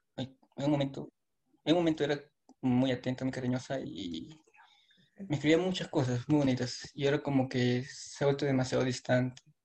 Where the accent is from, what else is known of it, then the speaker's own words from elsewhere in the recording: Peru; Soy de Perú